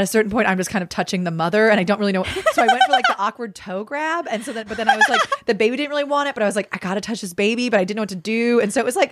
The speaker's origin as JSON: {"language": "English", "town": "San Diego", "region": "California", "country": "United States", "tie": "born or raised there", "said": "I'm from San Diego, born and raised"}